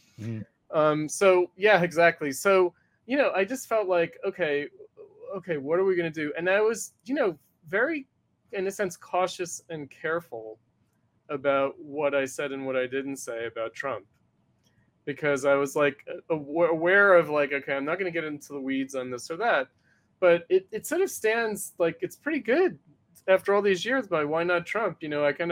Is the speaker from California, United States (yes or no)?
no; New York, United States; I'm from New York